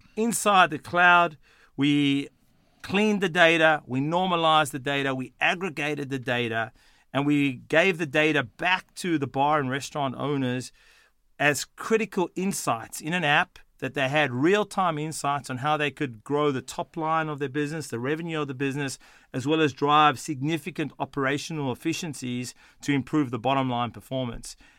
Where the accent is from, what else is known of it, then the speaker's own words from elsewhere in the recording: Sydney, New South Wales, Australia; accent: Australian; moved away; also born or lived in Johannesburg, South Africa / Boston, United States; I was born in South Africa, in Johannesburg, South Africa. I moved to Sydney, Australia at the age of twelve, um, and did all my formative years, um, in Australia